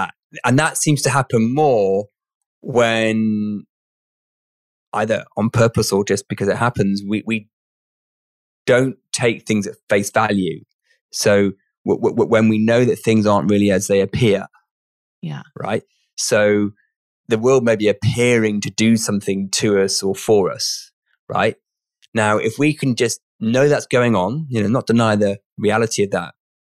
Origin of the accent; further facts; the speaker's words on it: United Kingdom; I'm British